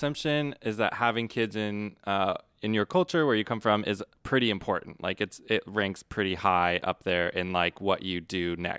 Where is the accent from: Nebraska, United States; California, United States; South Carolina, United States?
Nebraska, United States; I'm from Nebraska.